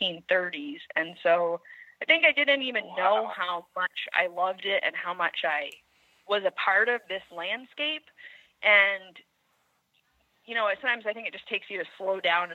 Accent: Putney, Vermont, United States; I grew up here in Putney, which is a small town in southern Vermont.

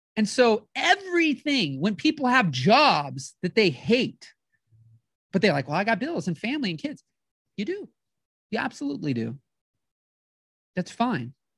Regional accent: St. Louis, Missouri, United States; I'm from the Saint Louis area

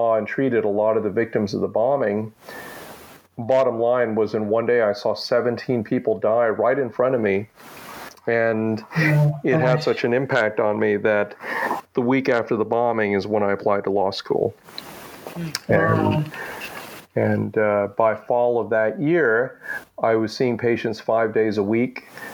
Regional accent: Amarillo, Texas, United States; also born or lived in Manila, Philippines / Manhattan, New York / Los Angeles, California; I grew up in Amarillo, Texas. I was born in Manila, Philippines. And when I was one, we moved to Manhattan, New York

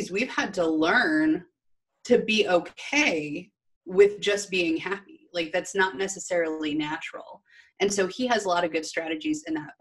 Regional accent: Midwest, United States; I was raised in the Midwest in corporate.

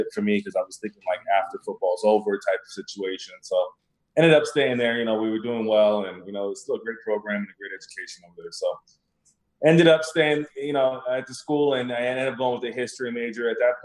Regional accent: Tucson, Arizona, United States; moved away; I'm originally from Tucson, Arizona.

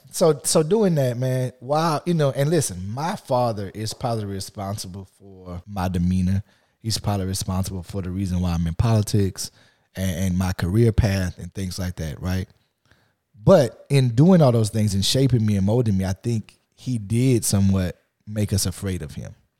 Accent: Lafayette, Louisiana, United States; I grew up in Lafayette, Louisiana

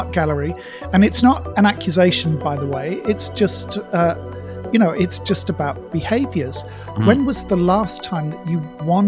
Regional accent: United Kingdom; now in Malaysia; I've spent a bit more time back in the UK in my hometown this year

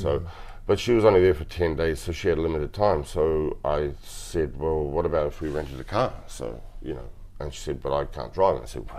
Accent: Christchurch, Canterbury, New Zealand; I was born in Christchurch, 1974. Yeah, in New Zealand.

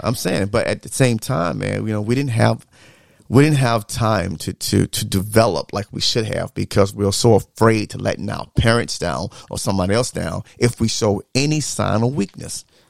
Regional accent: the South, United States; growing up in the South

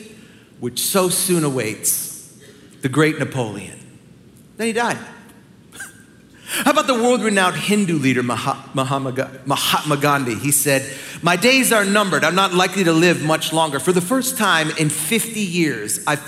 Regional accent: Canada; now in United States; my home and native land. I was born in Canada.

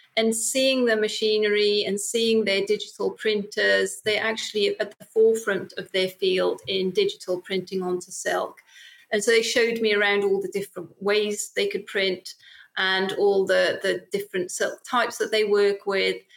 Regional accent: Wales, United Kingdom; I'm from Wales

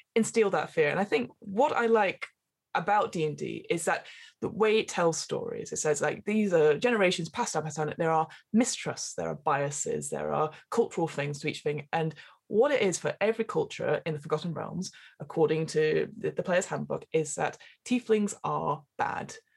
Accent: England, United Kingdom; as an English person

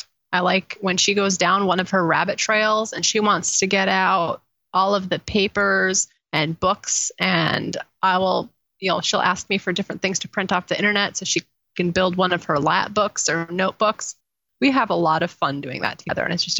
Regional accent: Oaxaca, Mexico; born there; I was born in Oaxaca, which is 1,000 miles south of the Texas border. My parents were missionaries there.

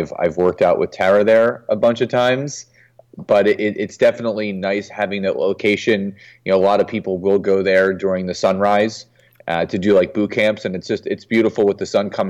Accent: Philadelphia, Pennsylvania, United States; I was born in Philadelphia, Pennsylvania.

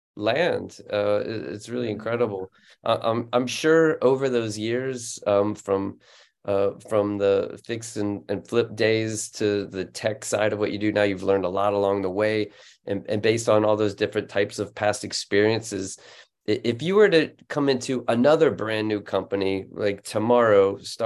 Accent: Florida, United States; now in France; I grew up in Florida and moved to France

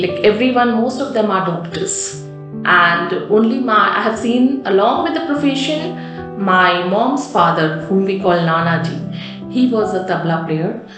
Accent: Kolkata, West Bengal, India; also born or lived in Rampur, Uttar Pradesh; I was born in Rampur in Uttar Pradesh and brought up in a very artistic city called Kolkata

